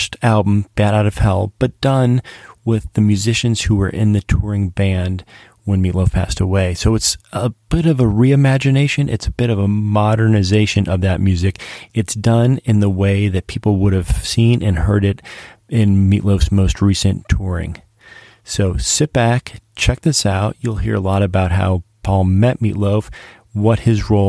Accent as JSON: {"language": "English", "region": "New York", "country": "United States", "tie": "born or raised there", "said": "I grew up in New York"}